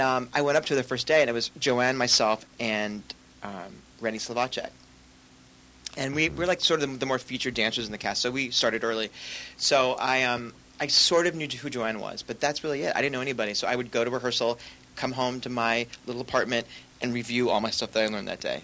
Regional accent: Los Angeles, California, United States; also born or lived in Midwest / New York; we settled here when I was ten years old

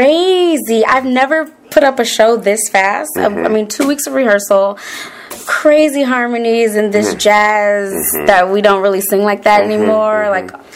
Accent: Los Angeles, California, United States; also born or lived in Santa Cruz, California / New York; I'm from Los Angeles, mm-hmm. California originally.

